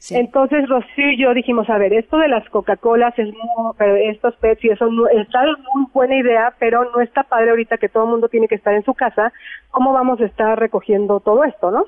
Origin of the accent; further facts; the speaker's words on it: Mexico; somos los mexicanos